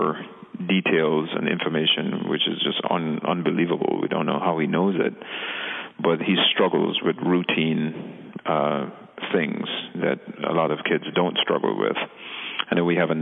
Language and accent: English; Jamaica; moved away; We're originally from the Caribbean, from Jamaica